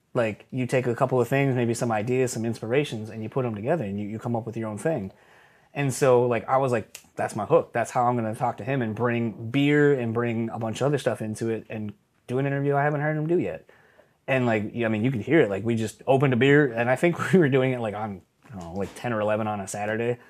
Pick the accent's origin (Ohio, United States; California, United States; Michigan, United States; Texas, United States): Michigan, United States; Kalamazoo; also born or lived in Delaware; once I moved out from the East Coast to Michigan, I lived in Kalamazoo, so it's literally a little flavor of my hometown